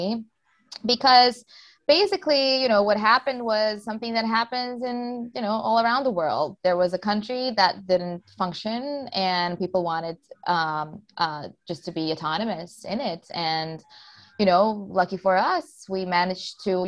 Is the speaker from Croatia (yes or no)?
yes; Croatia; I was born in Croatia.